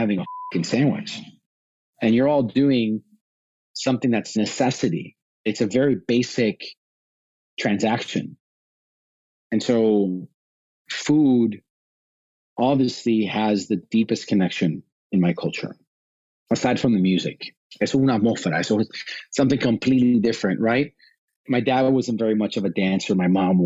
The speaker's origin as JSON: {"language": "English", "town": "Chicago", "region": "Illinois", "country": "United States", "tie": "born or raised there", "said": "I was born in Chicago, first generation born in Chicago in the United States"}